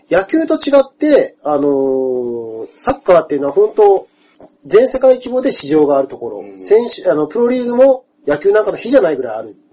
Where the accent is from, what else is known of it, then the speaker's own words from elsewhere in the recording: Kyushu, Japan; 僕ほら、あの、地元九州